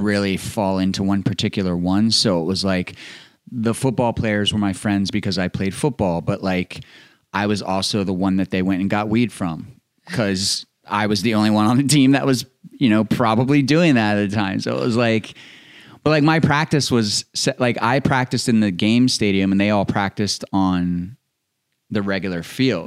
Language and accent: English; Maryland, United States; I grew up in Maryland